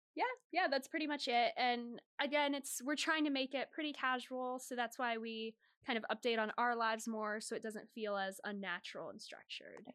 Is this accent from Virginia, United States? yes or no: yes; Northern Virginia, United States; moved away as an adult; now in Boston, United States; I'm from Northern Virginia, about twenty minutes outside of Washington, D C